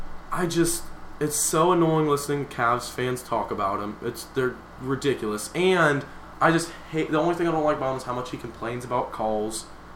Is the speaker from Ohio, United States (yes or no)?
yes; Ohio, United States; growing up in Ohio as a child